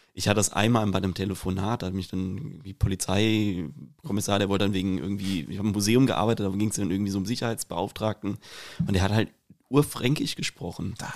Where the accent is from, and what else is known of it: Rüsselsheim, Hesse, Germany; accent: Hessian; also born or lived in Bavaria